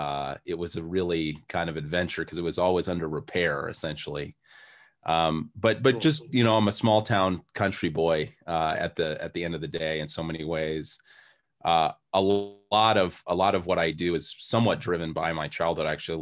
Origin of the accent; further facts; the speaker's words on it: Hardwick, Massachusetts, United States; So I grew up in Western Massachusetts in a very small town called Hardwick, Mass.